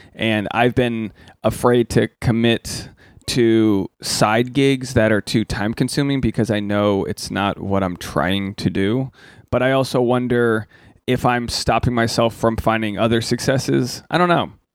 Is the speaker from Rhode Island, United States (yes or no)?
yes; Rhode Island, United States; I'm from Rhode Island